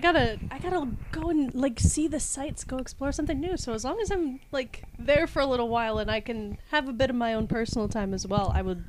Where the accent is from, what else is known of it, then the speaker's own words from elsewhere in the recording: Wisconsin, United States; I'm from Wisconsin.